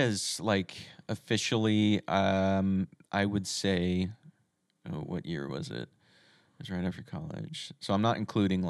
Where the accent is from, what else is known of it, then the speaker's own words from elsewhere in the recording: Texas, United States; I'm originally from Texas, so gotcha. This was started off in Dallas.